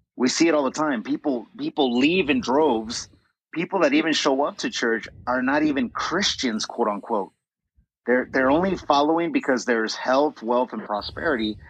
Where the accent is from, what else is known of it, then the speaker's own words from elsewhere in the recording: United States; as American people